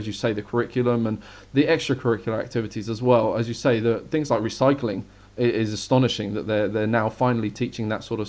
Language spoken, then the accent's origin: English; United Kingdom; as a British person myself